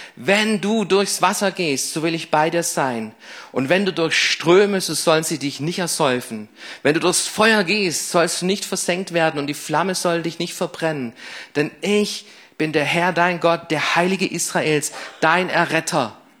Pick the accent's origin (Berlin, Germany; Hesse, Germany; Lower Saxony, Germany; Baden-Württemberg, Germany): Baden-Württemberg, Germany; Crailsheim; ich bin hier in Kralsheim geboren, ich ging hier in Kralsheim auf die Schulen